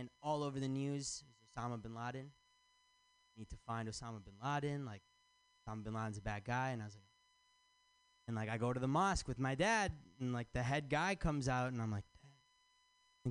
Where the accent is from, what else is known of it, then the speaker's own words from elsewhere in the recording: Michigan, United States; now in San Francisco, United States; I'm from Michigan